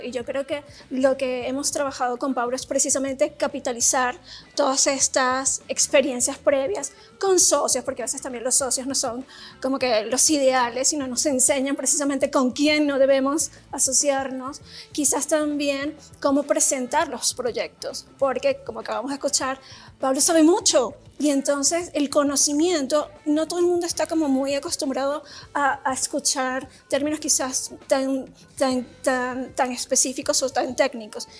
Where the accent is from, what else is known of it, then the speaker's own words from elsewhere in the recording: Venezuela; moved away as an adult; now in Mexico; soy venezolana, ya llevo casi ocho años en México feliz